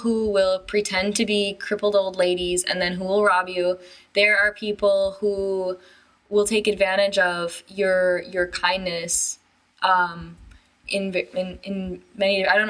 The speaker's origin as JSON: {"language": "English", "region": "Wisconsin", "country": "United States", "moved": "as an adult", "lives_now": "China", "said": "I know I say I'm from Wisconsin in every single episode, but I'm from Wisconsin."}